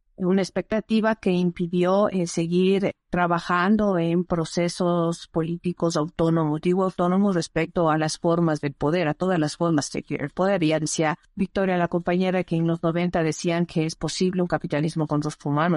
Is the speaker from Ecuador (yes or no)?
yes; Ecuador; soy ecuatoriana, nací en este territorio que ahora se llama el Ecuador